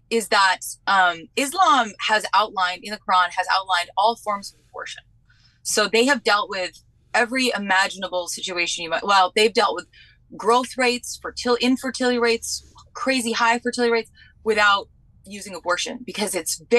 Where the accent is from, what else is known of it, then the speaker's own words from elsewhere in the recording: New Hampshire, United States; also born or lived in Vermont; What's even worse is I'm actually from New Hampshire and Vermont, which is like the heart of the feminist movement.